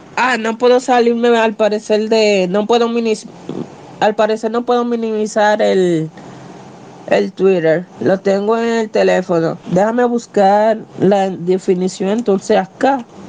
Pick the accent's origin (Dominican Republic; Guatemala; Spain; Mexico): Dominican Republic; a pura cepa, de pura cepa, dominicana al 100%